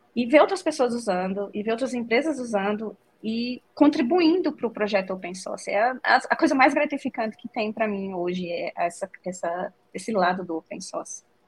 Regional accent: Northeast Region, Brazil; accent: nordestino; moved away as an adult; also born or lived in João Pessoa, Brazil; now in Estonia; eu sou nordestina

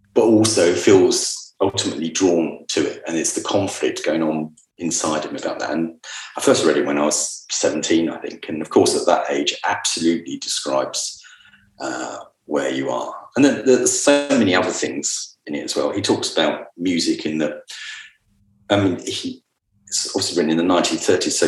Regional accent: Luton, East of England, United Kingdom; I was born in Luton.

